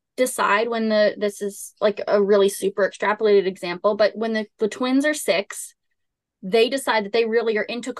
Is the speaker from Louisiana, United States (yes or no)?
yes; Southern Louisiana, United States; I grew up in Southern Louisiana.